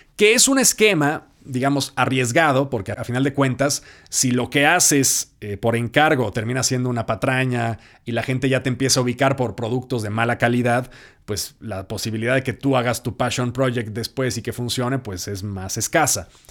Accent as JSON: {"language": "Spanish", "country": "Mexico"}